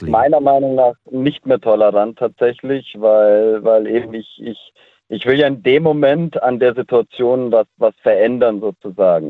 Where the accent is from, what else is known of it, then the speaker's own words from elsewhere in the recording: Ländle, Baden-Württemberg, Germany; bei uns im Ländle